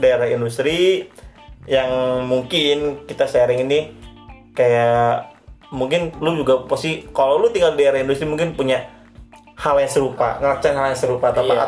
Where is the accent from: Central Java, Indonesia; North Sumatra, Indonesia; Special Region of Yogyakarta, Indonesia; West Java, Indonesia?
West Java, Indonesia; Cikarang; daerah gue tuh akhirnya karena emang Cikarang